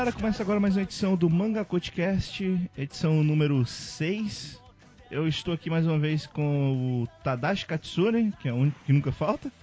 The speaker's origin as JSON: {"language": "Portuguese", "region": "Ceará", "country": "Brazil", "said": "sobre ser nordestino, eu sou do Ceará"}